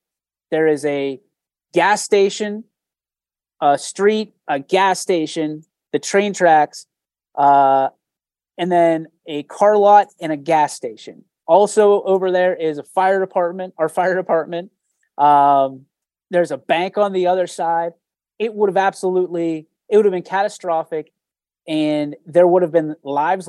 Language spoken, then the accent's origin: English; East Palestine, Ohio, United States; I'm the kid from East Palestine